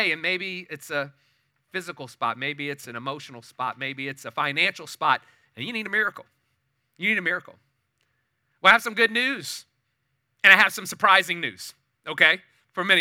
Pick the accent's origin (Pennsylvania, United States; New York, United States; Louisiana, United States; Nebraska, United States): Louisiana, United States; New Orleans; moved away as an adult; now in Katy, United States; I was born and raised in New Orleans area till I was about 39 years old